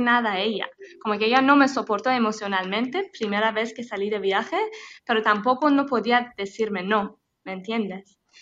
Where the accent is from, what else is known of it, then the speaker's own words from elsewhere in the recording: Tehran, Tehran Province, Iran; Spanish is a second language; moved away as an adult; Yo soy de Teherán, de capital de Irán, una chica que, bueno, nací en la ciudad